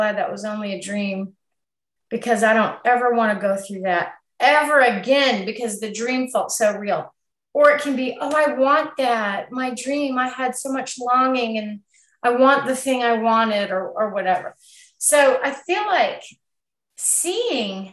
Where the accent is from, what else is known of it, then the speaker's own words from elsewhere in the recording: United States; we're very American here